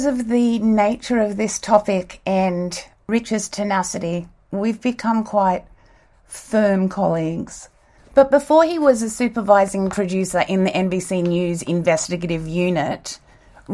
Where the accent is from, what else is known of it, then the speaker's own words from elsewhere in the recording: Australia; also born or lived in South Africa / United States; I was born in South Africa and we didn't get TV till I was 5 years old. And then not long after that, we moved to Australia and started watching Days of Our Lives when I was six